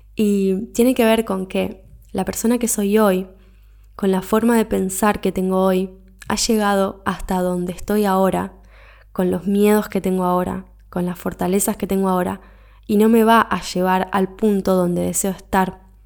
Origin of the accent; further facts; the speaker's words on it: Argentina; moved away as an adult; me fui de mi país de origen, me fui de Argentina, me mudé de continente